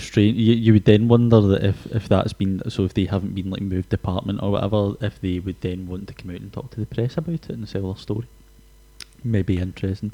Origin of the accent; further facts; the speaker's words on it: Glasgow, Scotland, United Kingdom; we are Scottish